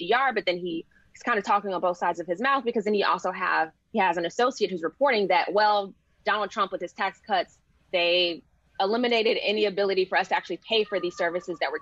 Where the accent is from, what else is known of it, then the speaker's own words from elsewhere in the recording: Atlanta, Georgia, United States; I'm from Atlanta